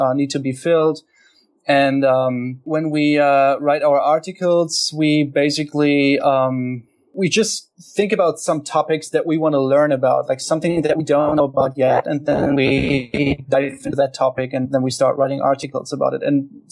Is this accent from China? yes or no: no; Hanover, Lower Saxony, Germany; I'm from Hanover, Germany